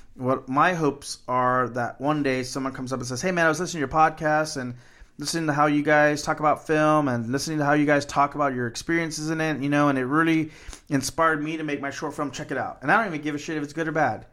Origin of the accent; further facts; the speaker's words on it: Corpus Christi, Texas, United States; when I was growing up in Corpus Christi, they had right across from my school a fourplex